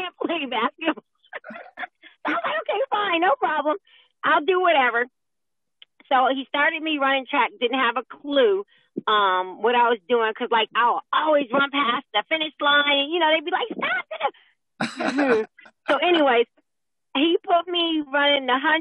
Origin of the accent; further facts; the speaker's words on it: upstate New York, United States; moved away as an adult; now in Georgia, United States; I grew up in upstate New York